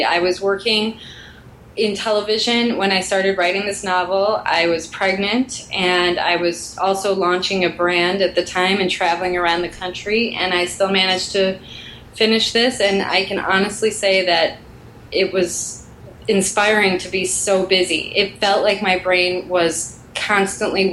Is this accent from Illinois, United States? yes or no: yes; Chicago, Illinois, United States; now in Los Angeles, United States; I grew up in Chicago